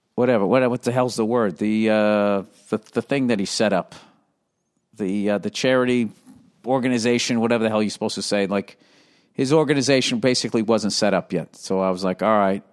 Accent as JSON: {"language": "English", "town": "Boston", "region": "Massachusetts", "country": "United States", "said": "I'm from the Boston area"}